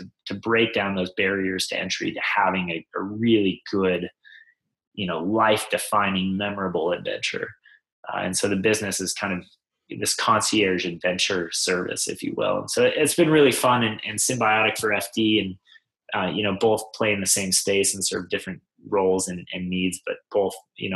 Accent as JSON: {"language": "English", "region": "Mountain West", "country": "United States", "tie": "born or raised there", "said": "growing up in the Mountain West"}